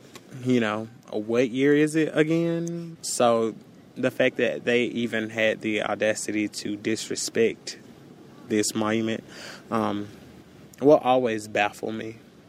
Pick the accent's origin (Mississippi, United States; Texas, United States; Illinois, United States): Mississippi, United States; Because I come from Mississippi. I am very protective of it. It made me everything that I am and everything that I will ever be. And I've always been proud of the fact that I was from Mississippi.